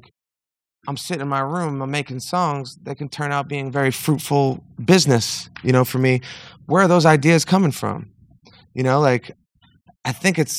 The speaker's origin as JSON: {"language": "English", "region": "Northeast", "country": "United States", "tie": "born or raised there", "said": "I grew up in the Northeast in like a middle, very, very middle class situation"}